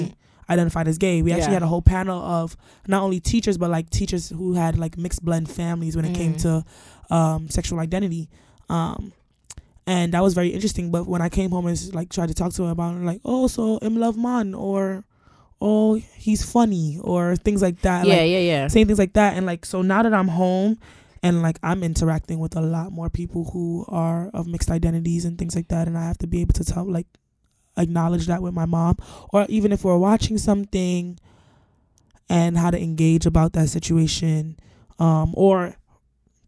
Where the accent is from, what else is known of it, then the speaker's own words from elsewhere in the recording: Jamaica; I'm Jamaican